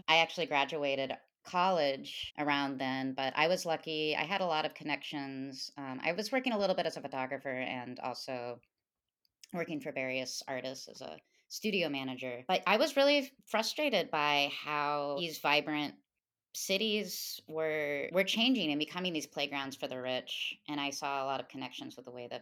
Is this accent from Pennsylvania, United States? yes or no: no; Tennessee, United States; moved away as an adult; also born or lived in New York City / Southeast Arizona; I'm originally from Tennessee, but I moved to New York City in 2004 to go to college for art.